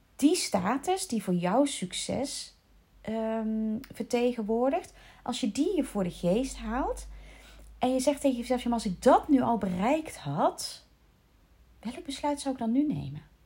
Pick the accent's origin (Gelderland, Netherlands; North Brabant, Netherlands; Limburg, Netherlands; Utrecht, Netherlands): North Brabant, Netherlands; accent: Brabants, 'verkapt' (faded); now in South Holland, Netherlands; Maar ik heb best wel vaak oordeel gekregen op mijn Brabants accent. Ondanks het feit dat ik intussen al 33 jaar, bijna 34 jaar... Eh, 33 jaar, ja, niet meer in Brabant woon